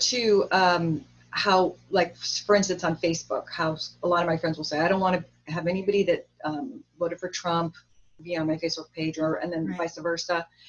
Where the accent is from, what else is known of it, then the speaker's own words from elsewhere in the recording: Orange County, California, United States; also born or lived in Hollywood; I grew up around a lot of Republicans because I grew up in Orange County